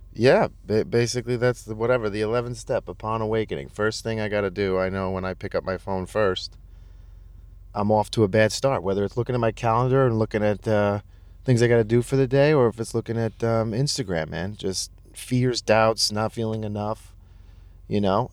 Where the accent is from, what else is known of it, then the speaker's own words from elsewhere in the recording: Brentwood, New York, United States; also born or lived in Manhattan, New York / Ronkonkoma, New York; I grew up in Brentwood.